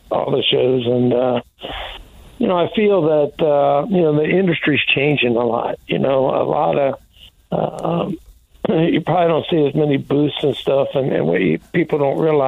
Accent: Indianapolis, Indiana, United States; moved away; I was born in Indianapolis.

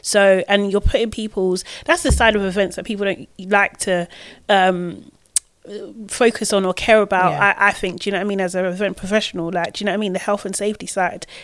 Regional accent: London, United Kingdom; I'm from Brixton

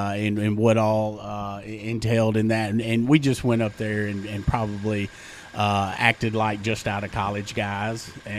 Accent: Nesbitt, Mississippi, United States; now in Cleveland, United States; I grew up in in Nesbitt, Mississippi, just south of Memphis. And it was a nice little quaint town out in the country called Bridgetown.

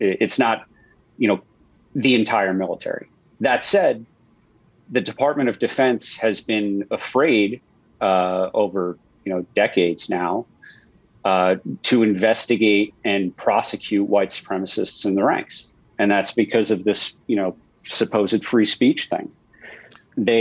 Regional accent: Long Island, New York, United States; in Long Island, like all my friends were, half my friends were Jewish. You know, if you were Christian, you were Irish or Italian. Like that was the tiny little world that I grew up in.

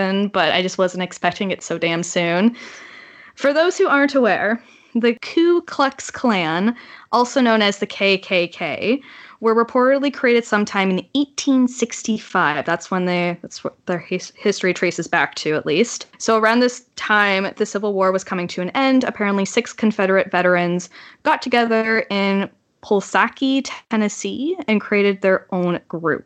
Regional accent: Canada; As a Canadian

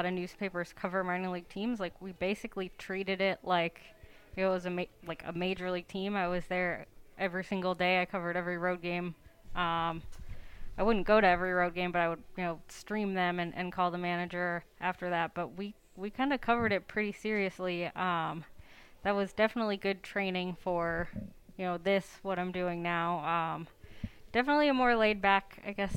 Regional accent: Chicago, Illinois, United States; moved away as an adult; I'm from the Chicago area originally

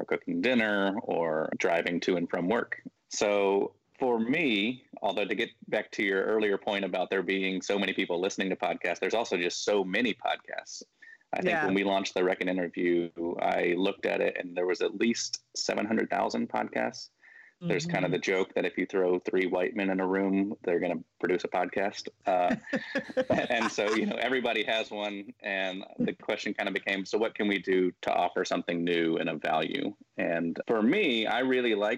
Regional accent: Birmingham, Alabama, United States; also born or lived in Memphis, Tennessee / Chicago / Washington, D.C. / San Francisco; now in Tuscaloosa, United States; I grew up here in Birmingham. I was born in Memphis, but moved to Birmingham when I was six.

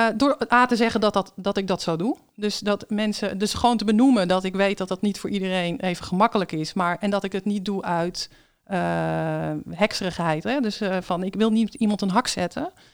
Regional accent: Netherlands

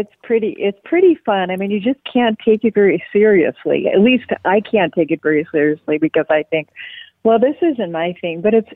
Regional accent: Marquette, Michigan, United States; when I was growing up in Marquette, Michigan

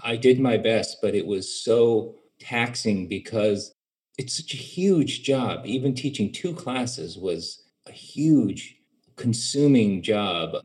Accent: United States; growing up in America

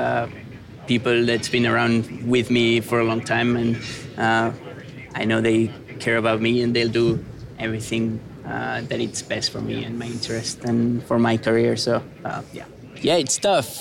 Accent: Spain; moved away as an adult; I'm from Spain and I love my country, but I'm also, as you said, I moved here this year

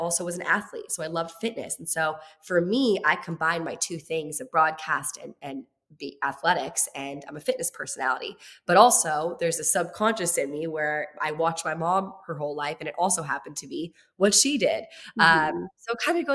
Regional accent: Virginia, United States; moved away as an adult; also born or lived in Los Angeles; I'm in Los Angeles. I'm from Virginia

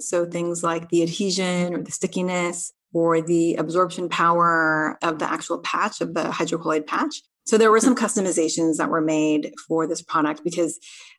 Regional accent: United States; now in South Korea; I'm Korean American living in Korea, but my Korean isn't totally fluent.

